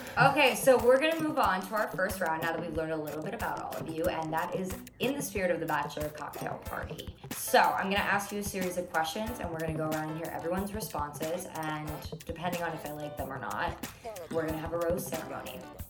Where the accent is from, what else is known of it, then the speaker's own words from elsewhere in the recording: New York City, New York, United States; I am a rising senior at Syracuse University, and I am from New York City.